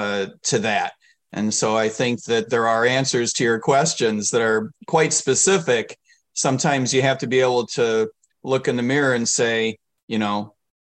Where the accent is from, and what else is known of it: United States